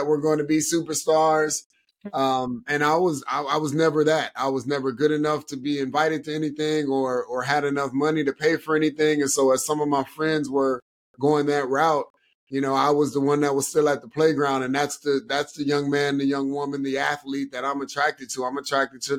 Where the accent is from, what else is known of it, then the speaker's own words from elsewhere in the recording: Cleveland, Ohio, United States; moved away as an adult; I'm born and raised in Cleveland, Ohio, grew up playing all sports